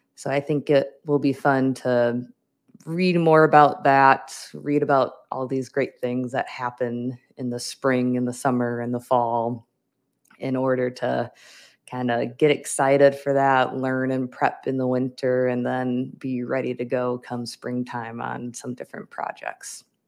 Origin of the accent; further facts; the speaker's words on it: Wisconsin, United States; moved away as an adult; now in Minnesota, United States; I grew up in Wisconsin, I went to school in Wisconsin, but now I am in Minnesota.